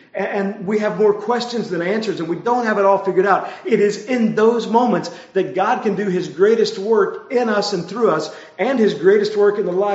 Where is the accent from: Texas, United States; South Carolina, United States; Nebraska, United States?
Texas, United States; I grew up in Texas, and I went to Texas A&M